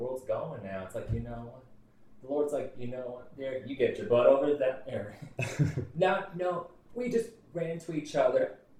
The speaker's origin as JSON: {"language": "English", "region": "Kansas", "country": "United States", "tie": "born there", "said": "I was born in Kansas"}